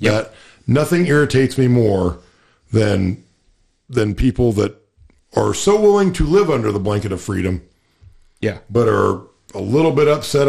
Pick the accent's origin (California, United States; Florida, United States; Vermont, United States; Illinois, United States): Illinois, United States; we're from Illinois